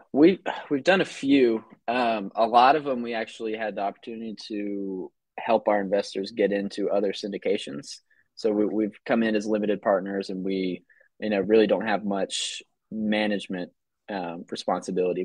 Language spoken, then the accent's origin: English; North Georgia, United States; now in Atlanta, United States; I grew up in North Georgia